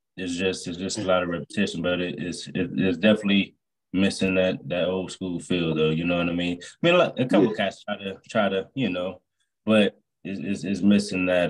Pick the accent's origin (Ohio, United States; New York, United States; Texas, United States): Ohio, United States; Youngstown; I'm from Youngstown, Ohio as well.